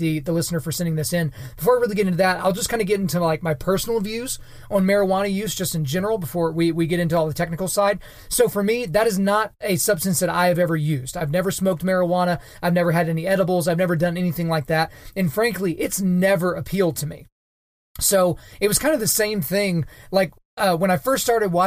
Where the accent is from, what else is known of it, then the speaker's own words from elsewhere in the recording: Oklahoma, United States; also born or lived in Edmond, Oklahoma; I am in Edmond, Oklahoma, and the state of Oklahoma.